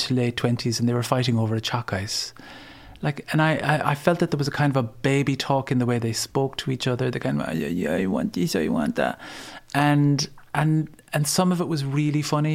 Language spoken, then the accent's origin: English; Ennis, Munster, Ireland; now in Dublin, Ireland; I come from Ennis, County Clare. I moved to Dublin in 1990.